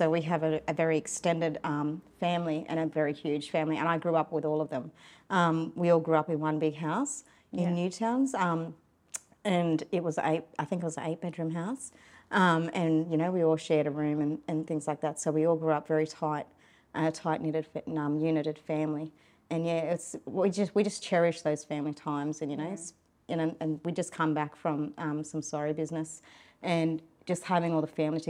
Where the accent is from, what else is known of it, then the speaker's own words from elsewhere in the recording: Sydney, New South Wales, Australia; we do still practice our cultural law and our cultural customs mm-hmm. Growing up in Sydney.